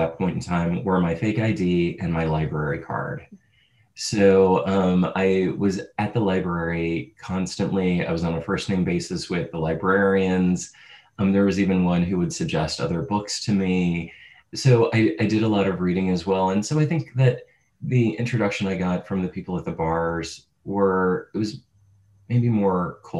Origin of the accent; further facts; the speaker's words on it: St. Louis, Missouri, United States; I grew up in St. Louis, Missouri